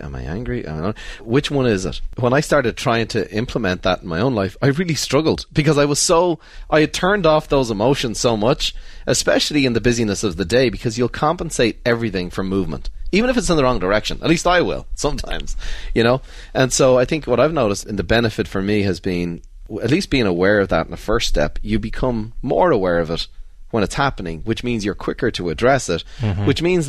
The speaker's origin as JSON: {"language": "English", "country": "Ireland", "tie": "born or raised there", "said": "You know, growing up in Ireland, you get on with it. You don't bring that up. You go for a few pints."}